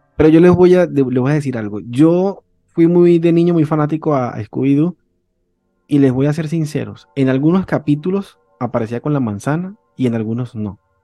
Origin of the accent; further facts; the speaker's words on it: Venezuela; cuando en Venezuela pues éramos millonarios y no lo sabíamos